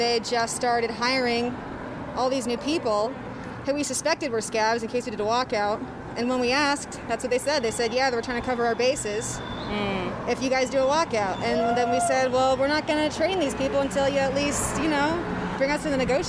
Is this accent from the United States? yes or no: no; New Zealand; I'm Kiwi, yeah.